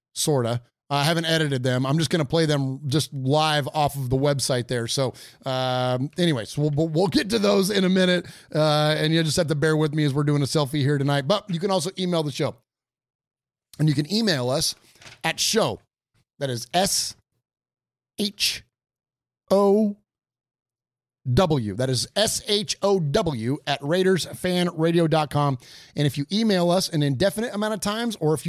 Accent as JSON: {"language": "English", "town": "San Jose", "region": "California", "country": "United States", "tie": "born or raised there", "said": "I'm from San Jose, California, grew up around a lot of parts of San Jose, but the latter part in Seven Trees, went to Andrew Hill High School"}